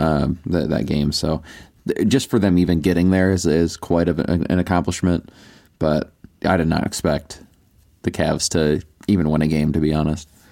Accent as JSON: {"language": "English", "country": "United States", "said": "I'm American"}